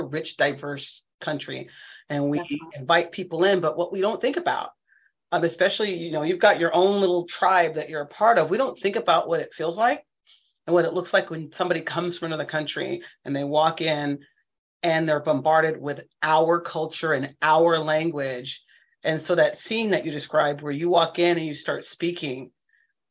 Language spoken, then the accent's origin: English; San Francisco, California, United States; I grew up out here in the Bay Area, in San Francisco specifically.